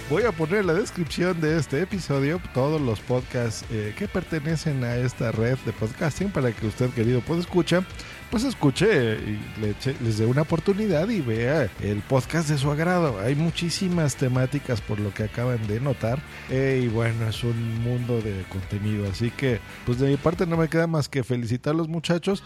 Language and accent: Spanish; Mexico; yo también soy de México